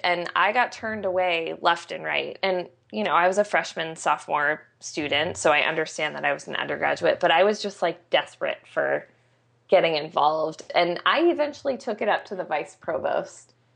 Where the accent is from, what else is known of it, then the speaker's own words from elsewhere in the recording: Arizona, United States; I grew up in Arizona and went to very traditional educational institutions